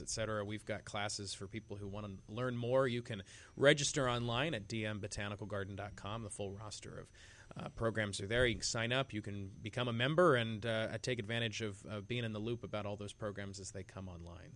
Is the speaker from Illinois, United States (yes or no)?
no; Bedford, Iowa, United States; my hometown of Bedford, Iowa